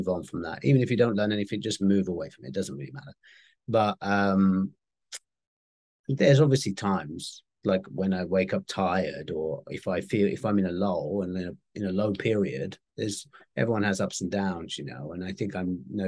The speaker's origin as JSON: {"language": "English", "country": "United Kingdom", "said": "I'm very British"}